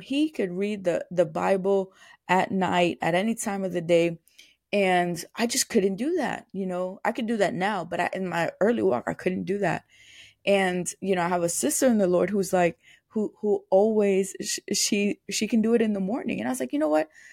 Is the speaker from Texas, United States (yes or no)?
no; New York, United States; moved away; I'm from New York